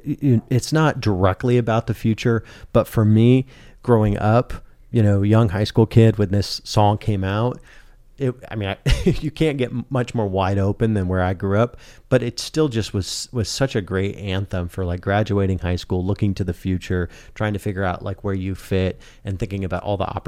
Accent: Great Plains, United States; I grew up in the Great Plains.

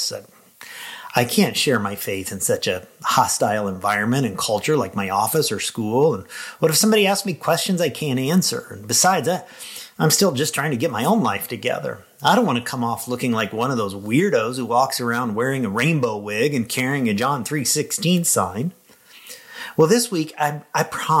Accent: Lincoln, Illinois, United States; my hometown of Lincoln, Illinois

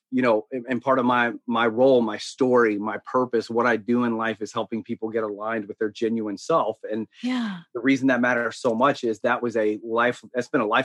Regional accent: the South, United States; accent: Southern drawl; I grew up in, I'm as Southern as they get. Um, I grew up in the South. And so, and, and probably some of your listeners will hear the Southern draw.

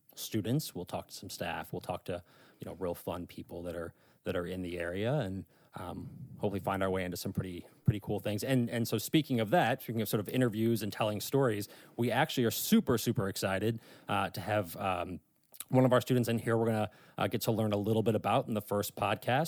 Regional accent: St. Louis, Missouri, United States; moved away as an adult; now in Northern Virginia, United States; I'm actually from the Midwest. I'm from Saint Louis, Missouri

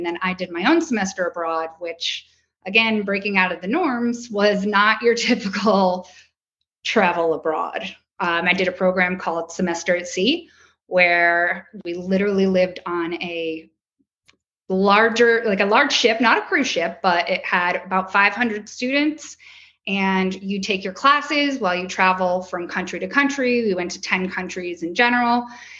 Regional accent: Connecticut, United States; So I'm from the Southern Shore. But I was like one of seven people-ish in my graduating class who left the state for college.

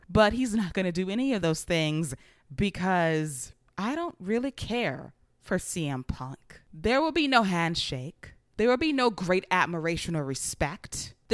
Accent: Long Island, New York, United States; none other than my hometown of Long Island, New York.

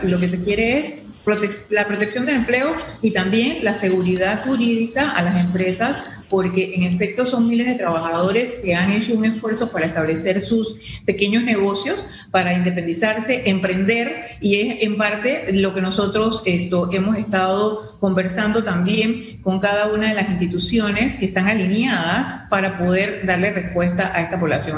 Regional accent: Panama; como panameños

